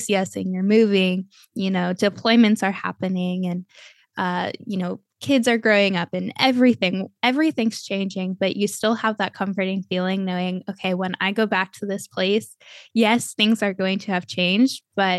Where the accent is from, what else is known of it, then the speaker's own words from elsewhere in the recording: Cleveland, Ohio, United States; born there; also born or lived in Texas / Florida; I was born in Cleveland. My most memorable years are in Texas. I've lived in Florida the longest.